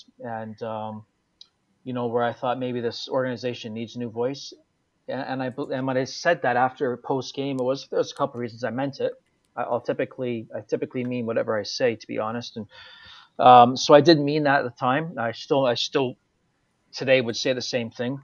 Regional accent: Toronto, Ontario, Canada; moved away; also born or lived in Edmonton; as this Canadian coming through the system

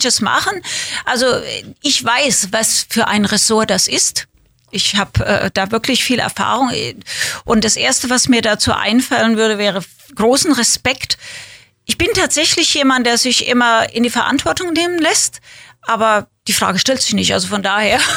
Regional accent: Winnweiler, Rhineland-Palatinate, Germany; moved away; also born or lived in Kaiserslautern / Berlin; bin bei meiner Oma groß geworden in ja. Winnweiler, das ist ein Dorf daneben, aber ich bin in Kaiserslautern geboren

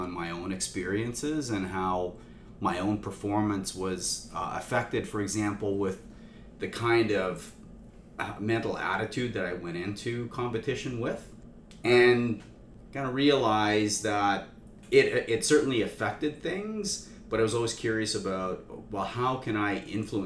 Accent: Saskatchewan, Canada; I grew up in Saskatchewan

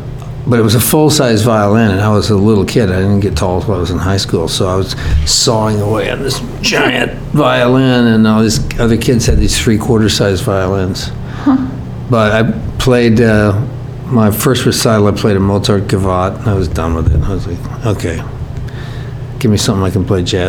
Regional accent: Amarillo, Texas, United States; moved away; also born or lived in Detroit, Michigan / Cleveland, Ohio / Dallas, Texas / California; Well, we lived in Detroit until I was 3, and then we moved to Cleveland. I lived in Shaker Heights. And then we moved to Dallas when my mother was pregnant with the eldest of my little sisters. And she dominoed there, and then we moved to Amarillo. And I started school. And then, so all my school years were in Amarillo, Texas.

